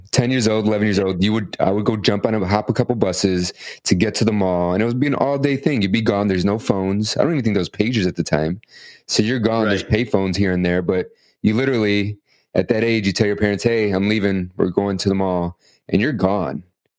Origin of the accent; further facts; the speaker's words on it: Chicago, Illinois, United States; moved away as an adult; now in California, United States; I grew up in Chicago. Yeah. I grew up in Chicago in the city.